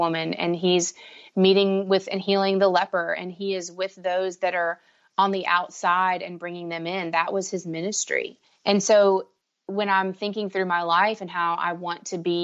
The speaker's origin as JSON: {"language": "English", "town": "Raleigh", "region": "North Carolina", "country": "United States", "said": "I'm from Raleigh, North Carolina."}